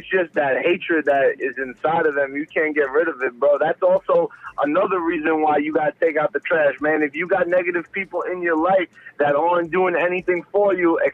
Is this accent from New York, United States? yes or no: yes; New York City, New York, United States; now in Miami, United States; I'm from Brooklyn originally